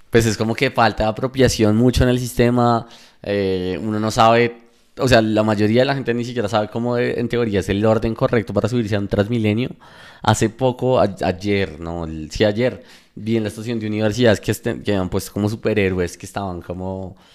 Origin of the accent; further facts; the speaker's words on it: Bogotá, Colombia; Yo soy Rolo al 100.